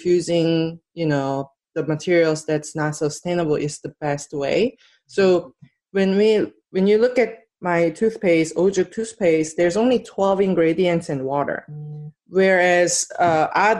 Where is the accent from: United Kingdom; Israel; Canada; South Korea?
South Korea; now in United States; And I'm from Korea.